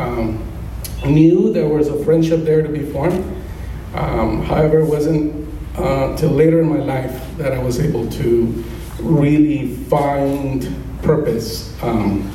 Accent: Colombia; moved away; growing up as a child are spending time with my mom and my dad when we were all together in my hometown of Colombia

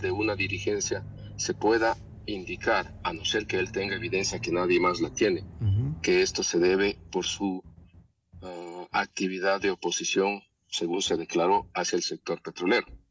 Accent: Ecuador; todos los ecuatorianos

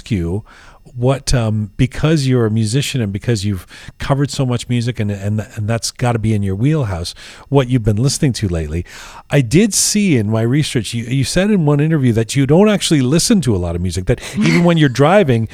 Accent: London, United Kingdom; now in Toronto, Canada; London's my hometown. That's where I grew up

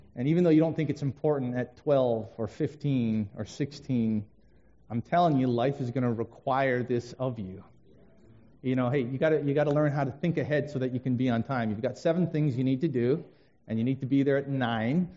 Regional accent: Vancouver, British Columbia, Canada; moved away as an adult; now in Detroit, United States; I grew up in Vancouver for the first 22 years of my life

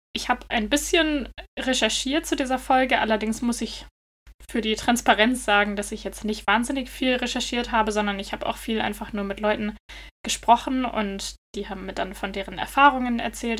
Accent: Germany; now in Denmark; bei uns in Deutschland

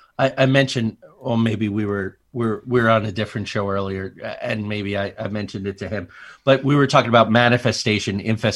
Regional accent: New Jersey, United States; I grew up among mafia in Jersey, like serious.

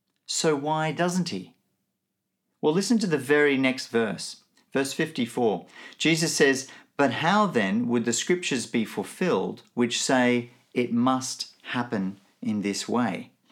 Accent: Nigeria; also born or lived in Benin / Melbourne; now in Brisbane, Australia; I grew up in Nigeria and Benin, two countries in Africa. My parents were both missionaries, so I grew up in a very different context to the one that I now live in Brisbane, in Australia.

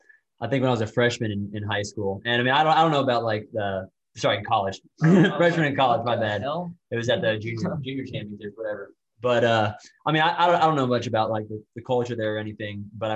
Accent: Tallahassee, Florida, United States; because I came from Tallahassee, which, although it's a state capital, it's not much of a state capital, but I would say it's a Florida state college town.

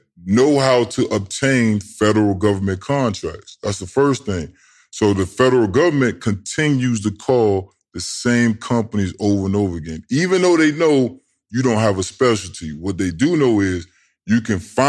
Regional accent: Tidewater, Virginia, United States; moved away; also born or lived in Georgia; I'm from Tidewater.

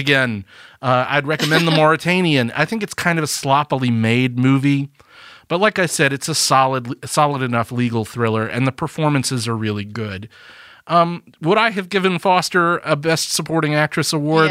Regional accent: Alabama, United States; we're from Alabama

